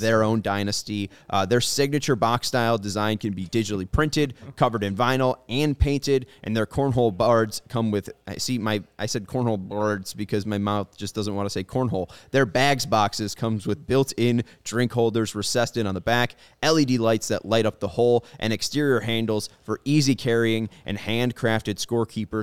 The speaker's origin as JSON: {"language": "English", "town": "Chicago", "region": "Illinois", "country": "United States", "said": "as a Chicagoan"}